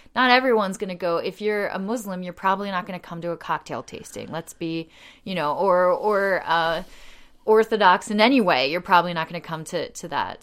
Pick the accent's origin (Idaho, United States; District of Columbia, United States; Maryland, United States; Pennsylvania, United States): Pennsylvania, United States; Delaware County outside of Philadelphia; moved away as an adult; also born or lived in Australia; now in Lancaster, United States; I grew up in Delaware County outside of Philadelphia, right near Swarthmore College